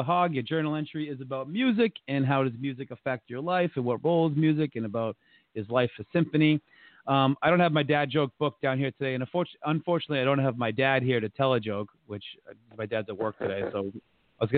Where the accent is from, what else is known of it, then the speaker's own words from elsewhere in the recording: Massachusetts, United States; also born or lived in Providence, Rhode Island; I was born in Providence. You know, I grew up in Massachusetts, but I was born in Rhode Island